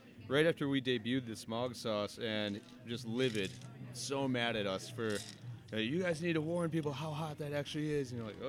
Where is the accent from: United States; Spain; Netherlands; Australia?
United States; Hudsonville, Michigan; also born or lived in New York / Paris / Germany / United Kingdom; I was raised in Hudsonville, so about 40 minutes southwest of here, my apologies. So definitely a Michigan-raised boy. About around the age of 18, moved away to New York